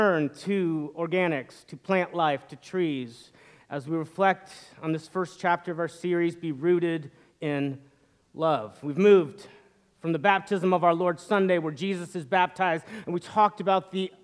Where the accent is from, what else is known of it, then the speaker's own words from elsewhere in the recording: northern Indiana, United States; now in Atlanta, United States; But I grew up in the Midwest, and in the fall, unlike in Atlanta where the cold weather comes kind of gradually and the leaves change slowly, in northern Indiana